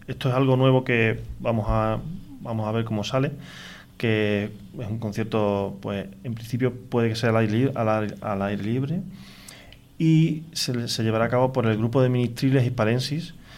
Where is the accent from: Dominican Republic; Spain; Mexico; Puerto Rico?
Spain; Galaroza, Andalusia; yo soy de Galaroza